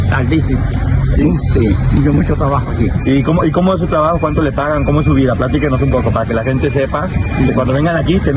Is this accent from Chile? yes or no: no; Argentina; now in Cuba; Ahora, yo soy argentina, pero